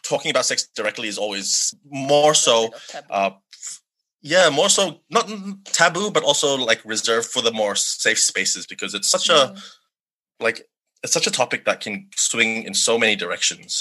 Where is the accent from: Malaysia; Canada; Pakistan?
Malaysia; Sabah; moved away; growing up in Malaysia, the conversation was pretty much non-existent